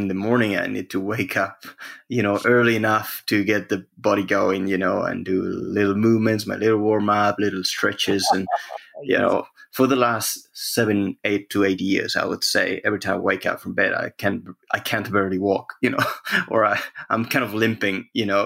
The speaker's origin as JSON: {"language": "English", "country": "Spain", "said": "I'm from Spain"}